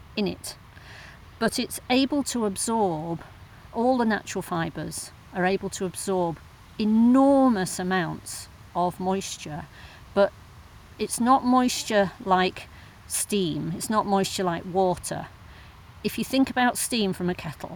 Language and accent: English; Wakefield, Yorkshire and the Humber, United Kingdom; now in Todmorden, United Kingdom; in Wakefield, my hometown